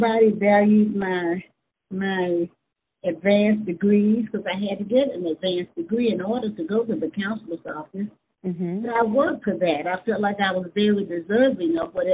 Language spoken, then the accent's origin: English; Hughes, Arkansas, United States; I was born and raised in Hughes, so I grew up right there in Hughes, Arkansas.